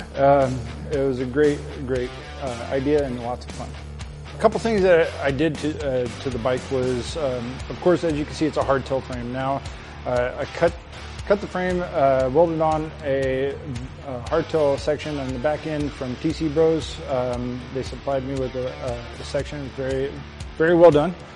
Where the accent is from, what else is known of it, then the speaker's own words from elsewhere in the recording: Verona, Wisconsin, United States; I'm from Verona, Wisconsin